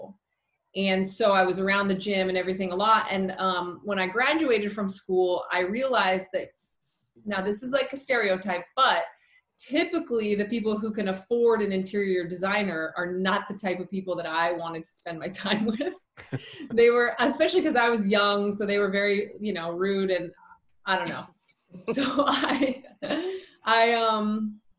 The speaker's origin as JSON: {"language": "English", "town": "Salt Lake City", "region": "Utah", "country": "United States", "tie": "born or raised there", "said": "I grew up in Salt Lake City, Utah."}